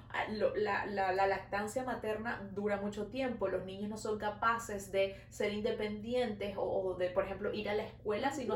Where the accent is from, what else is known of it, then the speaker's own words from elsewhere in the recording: Venezuela; now in Montreal, Canada; Nosotras somos dos amigas venezolanas viviendo en Montreal